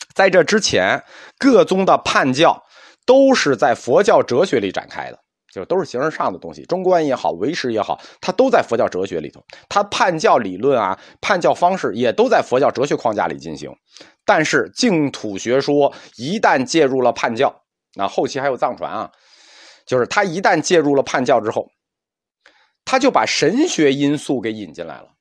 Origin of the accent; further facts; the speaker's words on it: China; 我们中国人的文化特点基本上都是优点